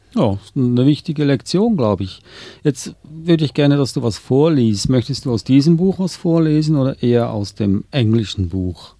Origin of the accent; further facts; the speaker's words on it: Switzerland; now in Australia; meine Frau ist Deutscher, ich bin Schweizer